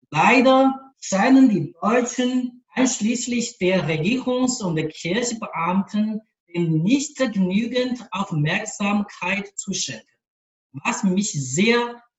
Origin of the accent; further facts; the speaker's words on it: Changzhi, Shanxi, China; German is a second language; now in Beijing, China; den Leitern der Diözese Peking, das ist Bistum, wo ich arbeite, und Changzhi, das Bistum von meiner Heimat